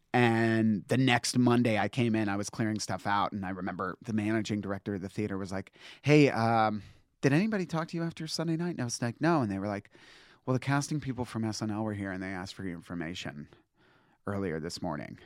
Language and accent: English; Northern Virginia, United States; moved away; I'm from Northern Virginia